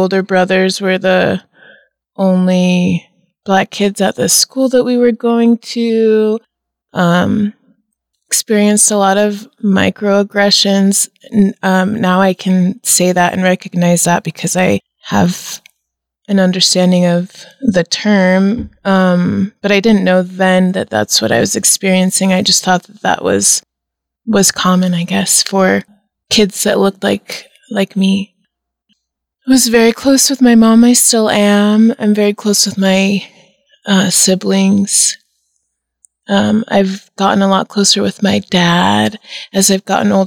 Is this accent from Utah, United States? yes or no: yes; St. George, Utah, United States; also born or lived in Chicago; now in Nebraska, United States; I was born in St. George, Utah, and I was raised in the Mormon church